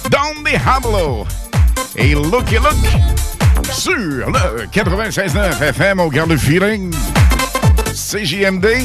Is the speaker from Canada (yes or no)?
yes; Quebec, Canada; Nous venons de Québec